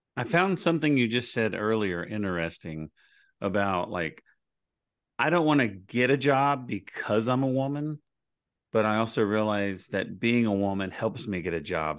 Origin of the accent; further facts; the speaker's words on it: Oklahoma, United States; I'm from Oklahoma